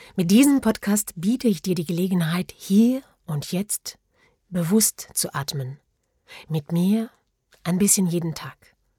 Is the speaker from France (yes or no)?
yes; France; German is a second language; moved away as an adult; now in Germany; ich bin Französin. Ich lebe und arbeite seit 16 Jahren in Deutschland